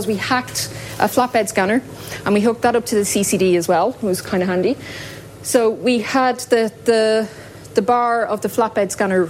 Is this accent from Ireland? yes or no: yes; Dublin, Leinster, Ireland; I am from Dublin.